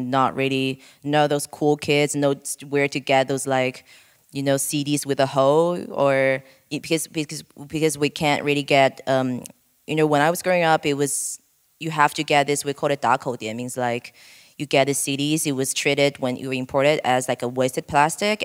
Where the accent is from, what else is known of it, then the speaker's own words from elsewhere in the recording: Guiyang, Guizhou, China; moved away; monkeys in my hometown